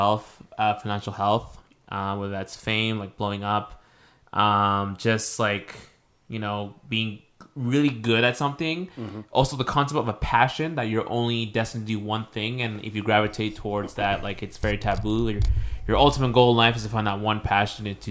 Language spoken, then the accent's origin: English; Mexico; I'm not Filipino. I mentioned this before, like I'm Mexican.